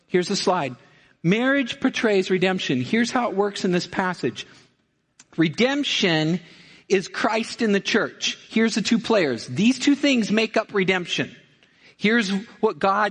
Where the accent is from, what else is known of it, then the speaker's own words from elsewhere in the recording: Missouri, United States; I'm from Missouri